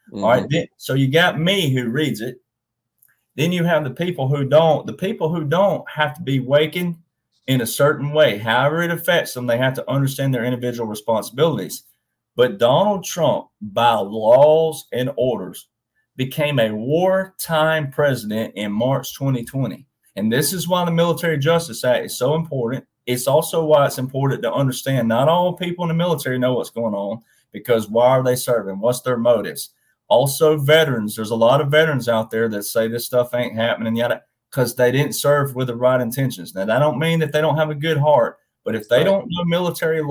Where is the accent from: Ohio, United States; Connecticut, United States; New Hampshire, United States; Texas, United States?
Texas, United States; I'm cowboy, I'm Texan